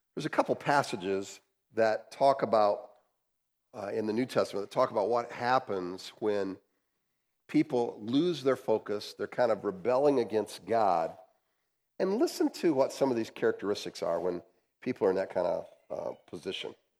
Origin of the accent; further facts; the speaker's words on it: United States; as American capitalists